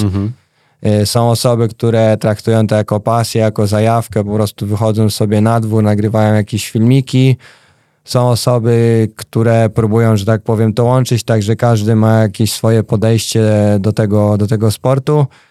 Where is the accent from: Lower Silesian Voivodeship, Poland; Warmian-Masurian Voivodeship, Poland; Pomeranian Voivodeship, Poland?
Lower Silesian Voivodeship, Poland; Wrocław; u mnie we Wrocławiu e, było kilka takich miejskich klubów